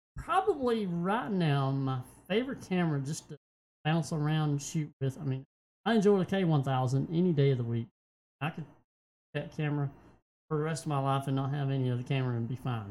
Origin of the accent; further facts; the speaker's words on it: United States; I love my country. I am an American